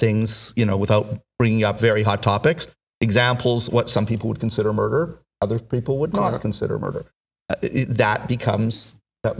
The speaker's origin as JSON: {"language": "English", "country": "United States", "said": "as a Jewish person as well, right, as an American"}